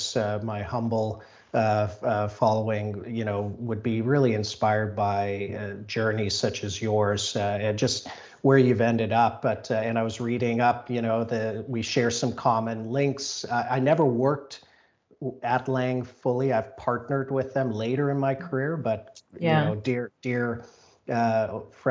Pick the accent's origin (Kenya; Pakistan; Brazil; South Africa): South Africa; moved away; I'm from South Africa originally